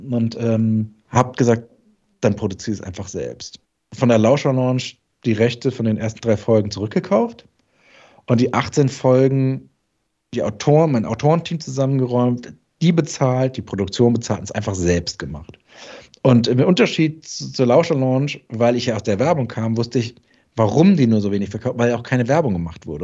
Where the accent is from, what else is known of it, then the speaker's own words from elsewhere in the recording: Darmstadt, Hesse, Germany; bei uns in Darmstadt